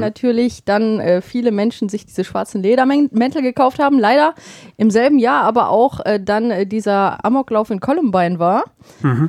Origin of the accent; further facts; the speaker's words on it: Bottrop, North Rhine-Westphalia, Germany; moved away; bei uns in Bottrop damals